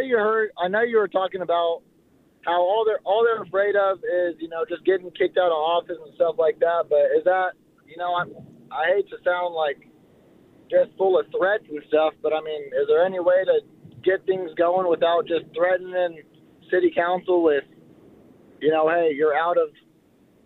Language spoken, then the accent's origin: English; near Sacramento, California, United States; we're from Sacramento, near Sacramento